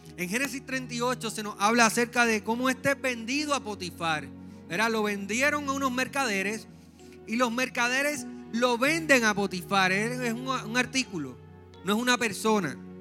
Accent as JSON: {"language": "Spanish", "town": "San Juan", "country": "Puerto Rico", "lives_now": "Trujillo Alto, Puerto Rico", "said": "Yo soy un jíbaro de San Juan. Estamos viviendo en Trujillo Alto ahora."}